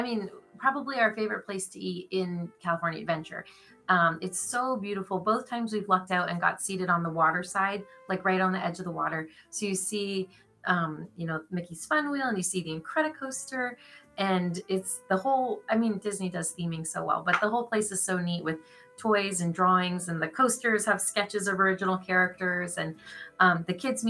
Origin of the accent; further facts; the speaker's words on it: Canada; We're Canadian, so they're like, it's 50 degrees. Why wouldn't we be in a pool?